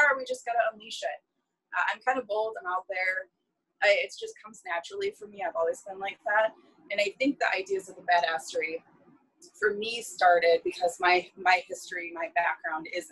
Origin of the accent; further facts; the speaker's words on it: Northern Michigan, United States; I'm from Northern Michigan